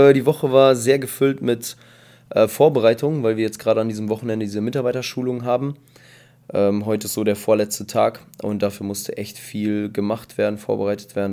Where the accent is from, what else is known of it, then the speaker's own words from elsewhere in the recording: Bielefeld, North Rhine-Westphalia, Germany; also born or lived in Kazakhstan / Paderborn; now in Espelkamp, Germany; ich komme eigentlich aus Bielefeld und habe halt in Paderborn gearbeitet